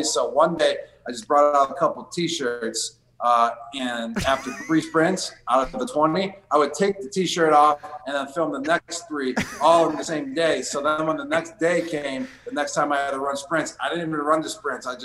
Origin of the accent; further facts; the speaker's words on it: Buffalo, New York, United States; Buffalo Wild Wings because we grew up in Buffalo and we love wings.